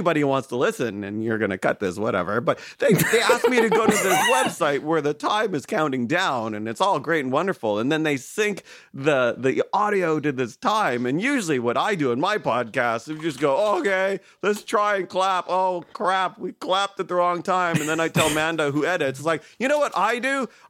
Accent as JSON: {"language": "English", "town": "Toronto", "region": "Ontario", "country": "Canada", "said": "I'm from Canada in Toronto."}